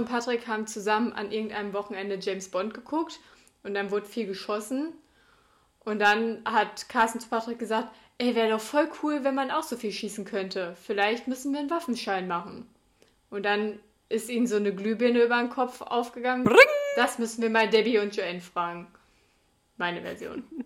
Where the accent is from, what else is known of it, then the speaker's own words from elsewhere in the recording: Sauerland, North Rhine-Westphalia, Germany; bei uns im Sauerland